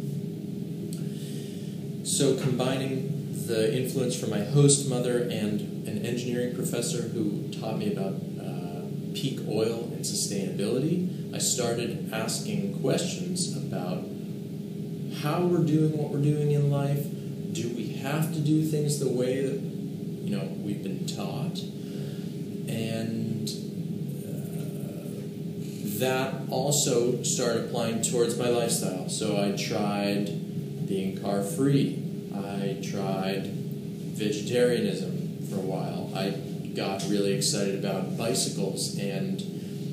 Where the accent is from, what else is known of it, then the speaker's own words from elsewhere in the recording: Boston, Massachusetts, United States; also born or lived in Rochester, New York / Japan; I grew up in the Boston area